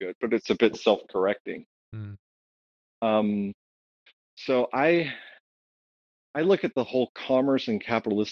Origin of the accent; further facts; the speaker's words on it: Ohio, United States; I grew up in Ohio, I saw the effects of globalization firsthand